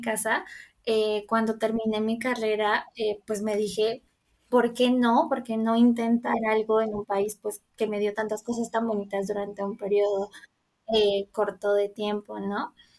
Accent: Colombia; moved away as an adult; now in Mexico; estudié en Colombia porque soy colombiana. Mm, y bueno, digamos que toda mi carrera la hice allí, eh, bueno, viví allí toda mi vida

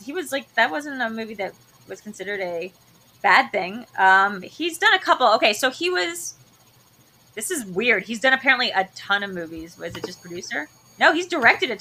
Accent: Delaware, United States; moved away; we're both from Delaware

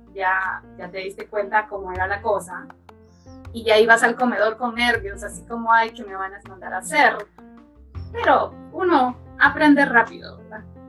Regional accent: Tegucigalpa, Francisco Morazán, Honduras; moved away; yo soy de Tegucigalpa, yo nací y crecí en Tegucigalpa

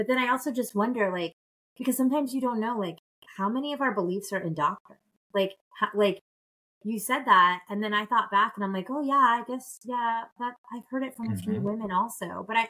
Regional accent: Nebraska, United States; also born or lived in Florida / Illinois / New York; So I was born in Homestead, Florida, on the air base there. It doesn't exist anymore. But Miami-Dade County. And then I lived everywhere. I spent the good majority of my youth living in Nebraska and Illinois

